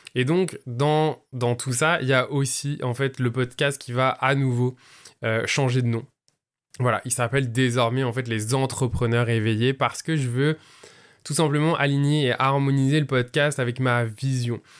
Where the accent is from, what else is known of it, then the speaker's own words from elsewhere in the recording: southern France, France; now in Montreal, Canada; je vis à Montréal, mais je suis français d'origine. Je viens du sud de la France